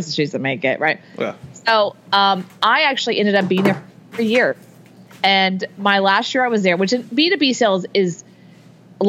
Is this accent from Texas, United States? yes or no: yes; Houston, Texas, United States; I grew up in Texas, in Houston, Texas